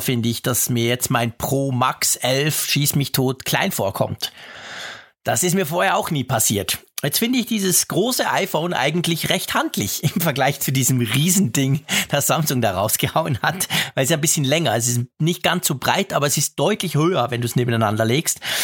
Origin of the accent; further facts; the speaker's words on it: Switzerland; ich als Schweizer